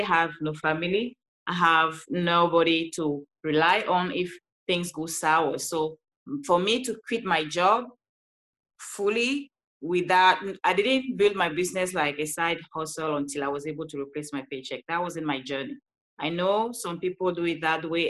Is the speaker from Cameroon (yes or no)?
yes; Cameroon; English is a second language; moved away as an adult; now in Los Angeles, United States; I'm originally from Cameroon. That's why you hear this beautiful accent